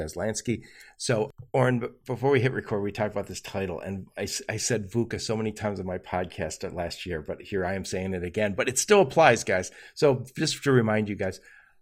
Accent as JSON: {"language": "English", "town": "Dearborn", "region": "Michigan", "country": "United States", "tie": "born or raised there", "said": "I grew up in Dearborn, Michigan"}